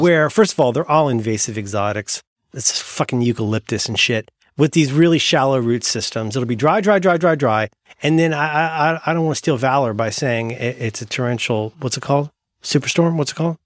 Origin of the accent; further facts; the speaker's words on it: Ohio, United States; moved away; I'm from Ohio. I'm from Hillbillies.